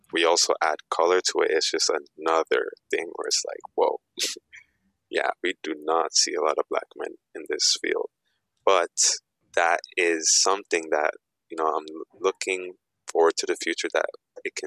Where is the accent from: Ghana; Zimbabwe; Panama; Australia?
Ghana; I'm also African. I'm Ghanaian.